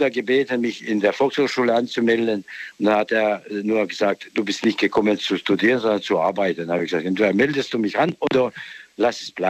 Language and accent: German; Bosnia & Herzegovina; German is a second language; now in Germany; Aus Bosnien. Aus Bosnien. Bosnien-Herzegowina, ja.